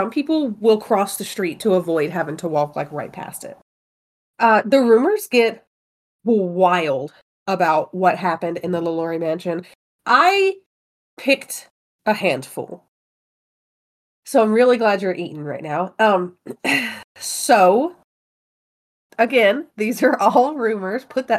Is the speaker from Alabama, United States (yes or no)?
yes; Mobile, Alabama, United States; Oh, I'm from Mobile.